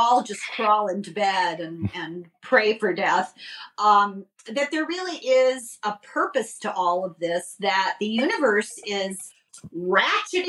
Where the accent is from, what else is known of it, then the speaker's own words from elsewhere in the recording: Southern California, United States; I grew up in Southern California. And although I grew up along the coast in a moderate climate